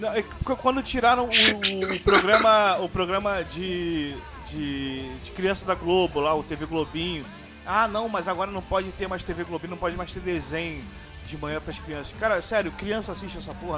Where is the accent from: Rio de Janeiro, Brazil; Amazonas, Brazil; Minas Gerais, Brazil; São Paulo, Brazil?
Rio de Janeiro, Brazil; somos do, somos do Rio